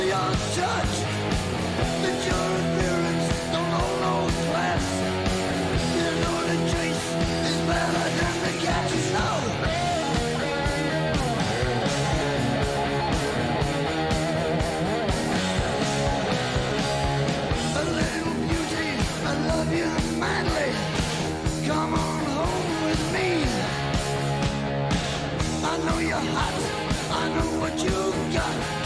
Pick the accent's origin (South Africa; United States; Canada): Canada; we're back on in Canada, my home country